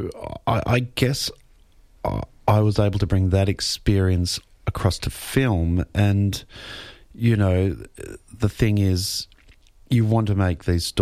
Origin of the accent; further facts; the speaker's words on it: Melbourne, Victoria, Australia; it's my hometown in Melbourne